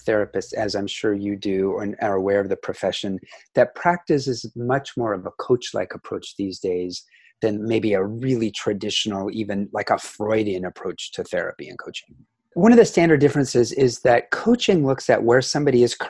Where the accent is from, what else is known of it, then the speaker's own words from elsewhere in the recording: Seattle, Washington, United States; moved away; also born or lived in Asia / Central Coast, California; I was born in 1968 in Seattle, Washington. I'm from the US